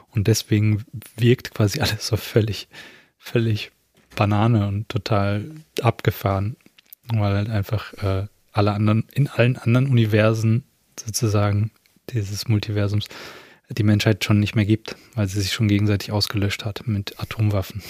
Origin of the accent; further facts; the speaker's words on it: Germany; wo ich herkomme und ich sage irgendwie aus Deutschland